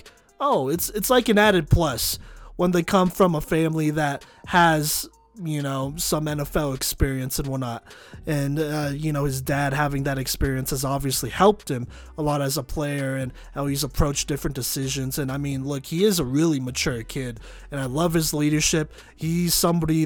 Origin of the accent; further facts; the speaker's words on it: Texas, United States; I'm from Texas, you know. I grew up rooting for the Longhorns